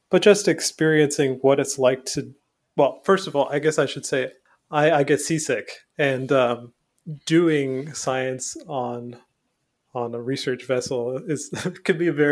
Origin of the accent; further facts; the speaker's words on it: Newfoundland and Labrador, Canada; moved away; I'm from Newfoundland, so I'm from a very maritime oh. place. I grew up on an island